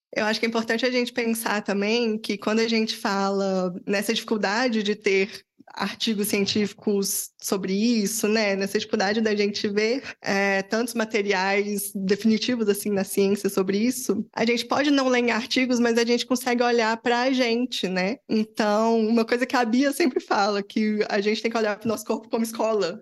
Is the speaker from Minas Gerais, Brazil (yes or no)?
yes; Belo Horizonte, Minas Gerais, Brazil; Eu sou de BH